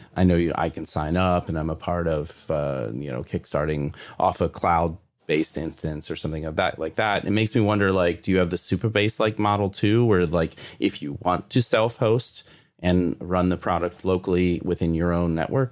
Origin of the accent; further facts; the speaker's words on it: Kentucky, United States; I'm from Kentucky